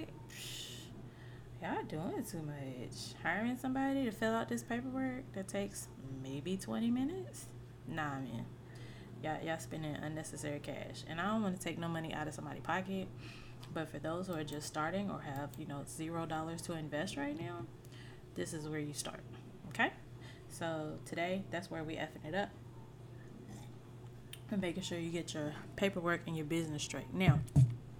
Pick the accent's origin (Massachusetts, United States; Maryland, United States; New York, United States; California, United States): Maryland, United States; Mitchellville; also born or lived in Monroe; where I grew up was in Mitchellville